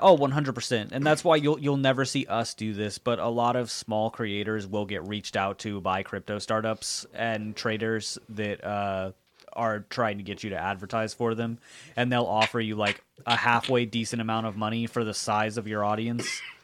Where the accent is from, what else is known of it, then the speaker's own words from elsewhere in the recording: Jacksonville, Florida, United States; also born or lived in Colorado; I was born in Jacksonville.